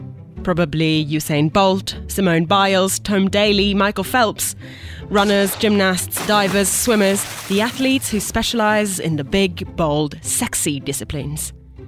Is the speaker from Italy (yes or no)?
yes; Italy; turns out 2004 was a great year to be following Team Italy's efforts on our national broadcaster Rai. My home country ended up in a respectable 8th place in the table with 32 medals won, 10 of which gold.